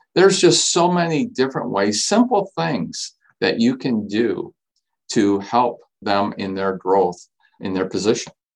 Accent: Saginaw, Michigan, United States; I grew up in Saginaw, been here my entire life.

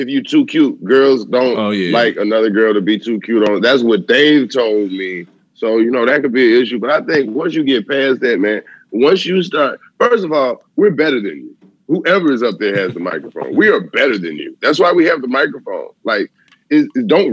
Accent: the South, United States; I'm from the South.

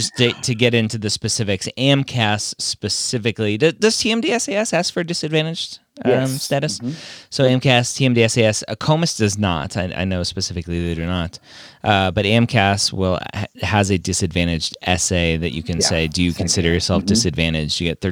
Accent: Canada; will a U.S. admissions committee see that I'm Canadian and go, oh, wait, yeah, they're different.

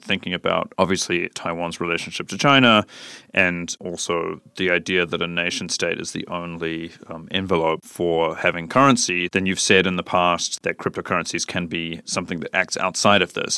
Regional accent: New Zealand; now in Berlin, Germany; I'm from New Zealand

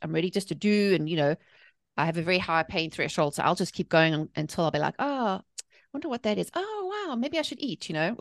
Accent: South Africa; accent: South African; moved away as an adult; now in North Carolina, United States; I'm originally from South Africa, hence the accent, but I live in the, in the, the good old South in North

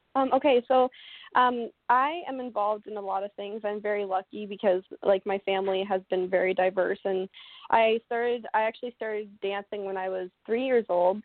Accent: Oakland, Ontario, Canada; I'm from Oakland, Ontario, Canada. So Oakland is a really, really, mm. really tiny, tiny town.

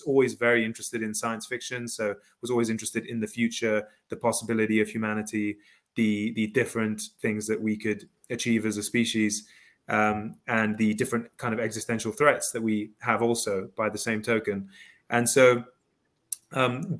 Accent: Kenya; also born or lived in South Africa / Ivory Coast; I, I, grew up in africa um, Kenya, South Africa, the Ivory Coast, sort of traveled around.

